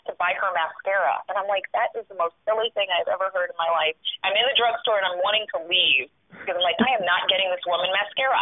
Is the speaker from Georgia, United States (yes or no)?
no; Sacramento, California, United States; moved away as an adult; now in New York, United States; my hometown